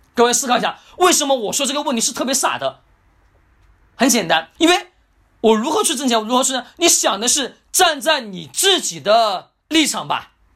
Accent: China; first language Chinese; 我们中国语言是我们的母语

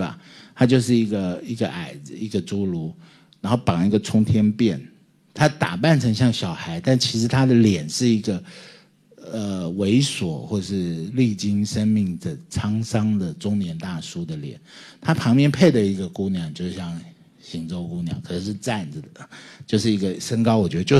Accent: Taiwan; 你妈妈你们招待我们来这里，我们是台湾人哎，你们招待我们来这里

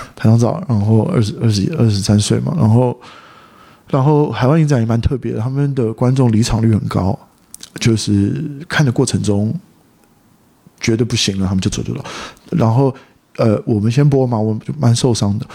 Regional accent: Taipei, Taiwan; moved away as an adult; 我在台北长大

